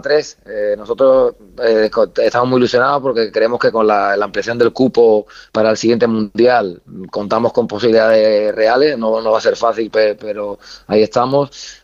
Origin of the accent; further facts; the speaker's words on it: Andalusia, Spain; moved away as an adult; now in Baghdad, Iraq; yo que soy andaluz